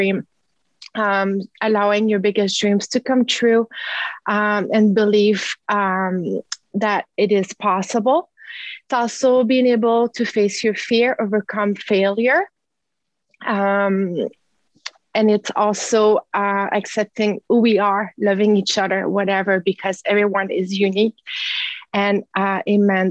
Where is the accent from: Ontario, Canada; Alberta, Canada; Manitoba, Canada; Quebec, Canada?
Quebec, Canada; now in Castlegar, Canada; I am originally from Quebec